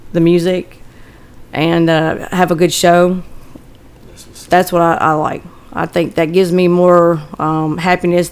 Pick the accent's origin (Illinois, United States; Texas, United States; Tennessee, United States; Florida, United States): Tennessee, United States; Nashville; also born or lived in Berry Hill, Tennessee / Antioch, Nashville; I was born and raised in Woodbine